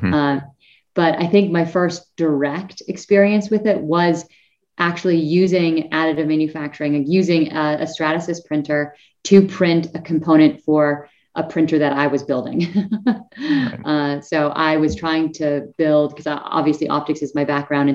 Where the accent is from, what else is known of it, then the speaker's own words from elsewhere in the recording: northern Idaho, United States; also born or lived in San Diego, California; now in Colorado, United States; I was actually born in San Diego, California, and didn't actually grow up there. I grew up in a small town in northern Idaho, actually, right next to the Canada border